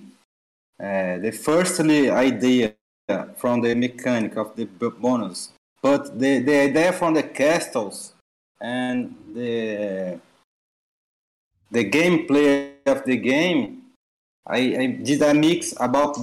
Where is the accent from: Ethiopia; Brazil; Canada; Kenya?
Brazil; São Paulo; English is a second language; Cidade de São Paulo. That is my hometown there